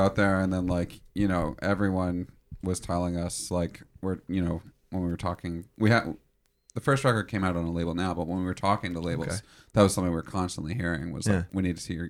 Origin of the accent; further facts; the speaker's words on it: Toronto, Ontario, Canada; moved away as an adult; now in Brooklyn, United States; I'm originally from Toronto, so I know Yan from Toronto. We went to high school together.